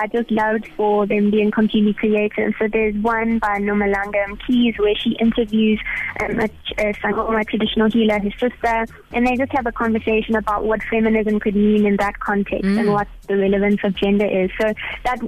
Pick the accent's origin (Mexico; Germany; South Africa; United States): South Africa; also born or lived in Cape Town